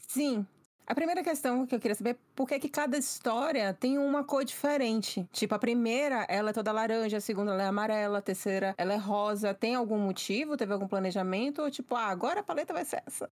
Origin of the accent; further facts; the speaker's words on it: Northeast Brazil, Brazil; eu sou do Nordeste, mas acho que como eu sou muito capital